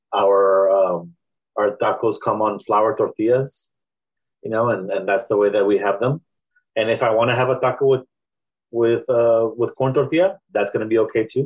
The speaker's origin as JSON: {"language": "English", "town": "McAllen", "region": "Texas", "country": "United States", "tie": "born or raised there", "also_born_or_lived": "Veracruz", "said": "I was born in McAllen and I've lived in South Texas most of my life"}